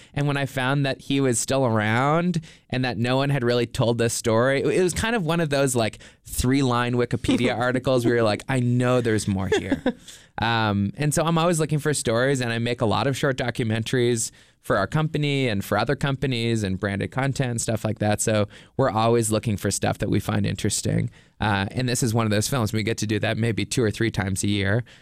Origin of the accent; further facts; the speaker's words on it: Nova Scotia, Canada; now in Los Angeles, United States; I'm from Nova Scotia in Canada.